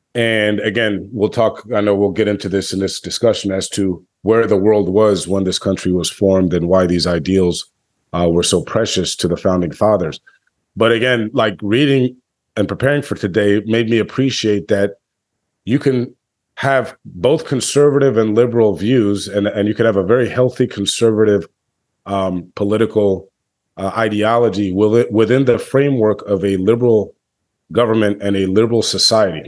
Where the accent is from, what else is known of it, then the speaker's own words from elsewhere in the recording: United States; as an American in twenty twenty-three